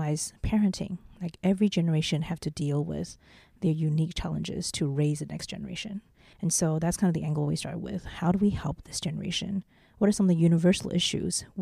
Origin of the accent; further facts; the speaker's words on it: New Zealand; also born or lived in Taiwan / Beijing, China / Boston, United States / Silicon Valley, United States; now in Taipei, Taiwan; I'm from Taiwan, but I grew up in New Zealand